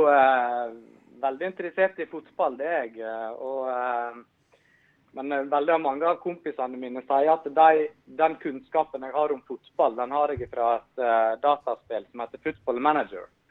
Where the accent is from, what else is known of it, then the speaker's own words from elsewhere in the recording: Stryn, Vestland, Norway; moved away; jeg er fra Stryn